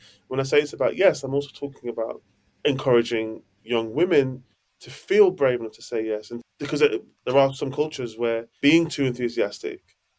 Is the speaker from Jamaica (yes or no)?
yes; Jamaica; I think there's things I bring to the table as a Jamaican black man too.